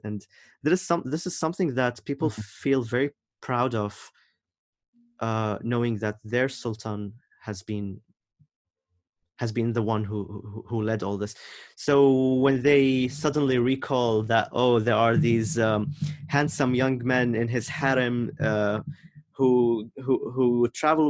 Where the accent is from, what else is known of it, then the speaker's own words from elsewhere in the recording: Oman; When they know that I'm from Oman, they would ask me if I'm Shia or Sunni